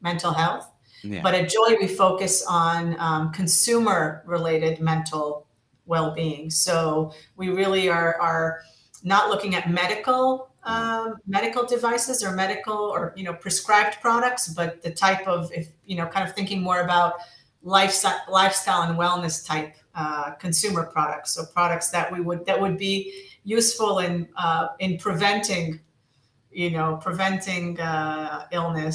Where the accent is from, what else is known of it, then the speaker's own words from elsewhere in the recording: United States; moved away as an adult; now in Israel; I was raised in the States and started my career in the States on the East Coast